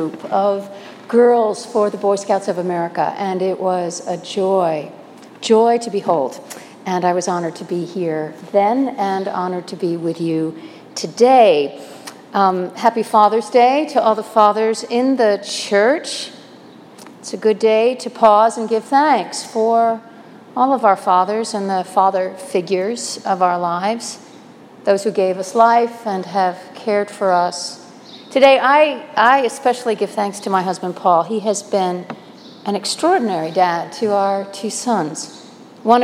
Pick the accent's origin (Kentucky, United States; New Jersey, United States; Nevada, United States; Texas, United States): New Jersey, United States; moved away; also born or lived in East Coast / Midwest / Minnesota; I was born in New Jersey, educated mostly on the East Coast, but I did spend 23 years of my adult life in the Midwest and 18 of those in Minnesota